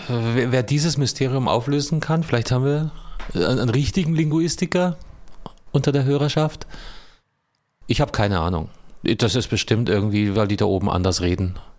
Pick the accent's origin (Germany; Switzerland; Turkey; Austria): Germany; Southern Germany; ich komme ja aus Süddeutschland